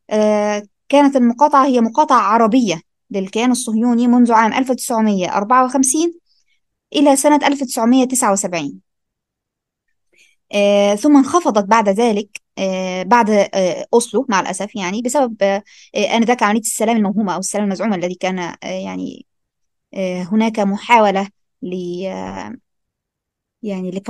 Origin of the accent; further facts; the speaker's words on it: Algeria; احنا عندنا هنا في الجزائر